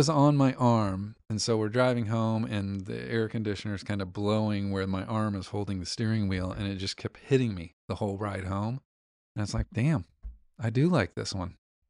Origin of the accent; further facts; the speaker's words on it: Texas, United States; We're from Texas, whatever.